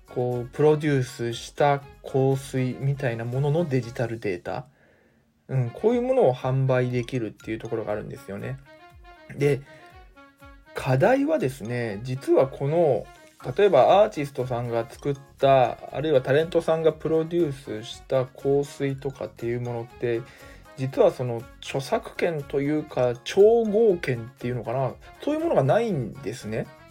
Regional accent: Mie, Japan; 私に関してはですね地元三重県で

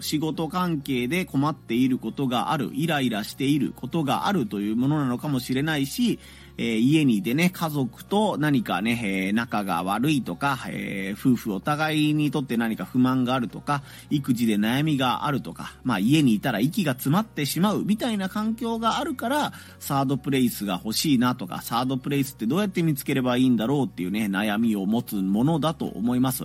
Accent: Hiroshima, Japan; 地元の広島のね、アールシーシー というラジオ局

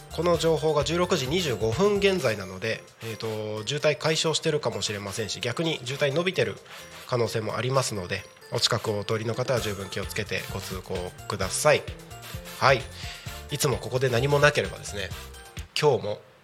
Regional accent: Aomori, Iwate, Tohoku, Japan; 僕の地元っていうところでいうと青森岩手は

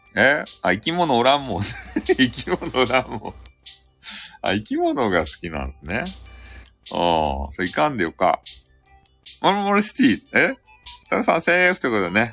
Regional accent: Fukuoka, Japan; accent: Hakata-ben; 博多弁の、あの、昔話クリエイターなんですよ

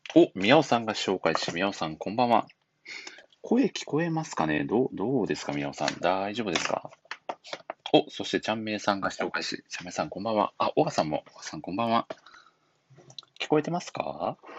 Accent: Matsuyama, Ehime, Japan; 私の地元、愛媛県は松山市発祥。

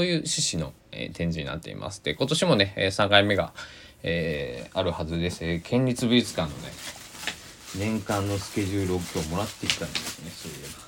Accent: Kanto, Japan; also born or lived in Kochi; now in Saitama, Japan; 関東なんですけどその生まれは生まれは高知、まあ、で、まあ、ルーツは高知っていうことで

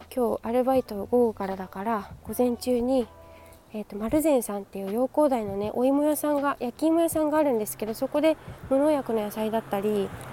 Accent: Yokohama, Kanagawa, Japan; 私の地元の、えー、江南台ですね

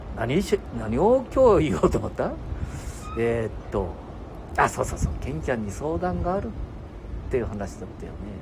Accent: rural Aichi, Japan; この田舎から中京、えー、商業高校

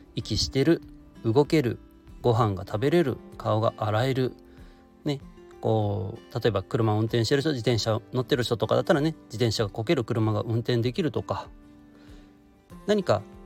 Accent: Shiga, Japan; 地元滋賀で開催されているだけあって

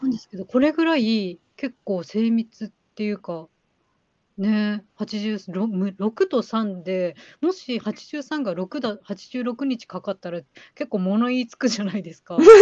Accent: Hokkaido, Japan; 地元北海道なんで

